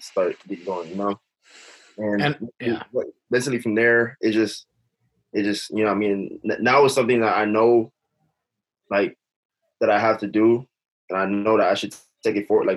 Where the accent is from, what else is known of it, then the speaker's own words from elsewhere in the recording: Los Angeles, California, United States; I'm next to like, I don't know if you heard of Baldwin Hills